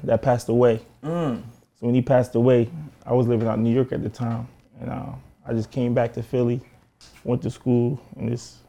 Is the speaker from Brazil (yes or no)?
no; Jamaica; Like I'm Jamaican for real.